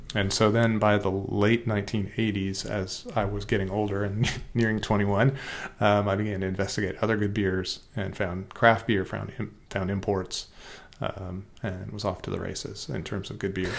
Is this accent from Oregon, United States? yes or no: yes; Oregon, United States; also born or lived in Wisconsin; we're from Oregon, and we know that that's pronounced Willamette